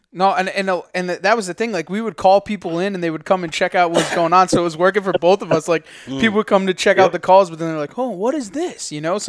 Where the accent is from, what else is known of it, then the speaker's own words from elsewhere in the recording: Northeast, United States; Connecticut, New Hampshire, Rhode Island, Maine. Like, we're all Northeast people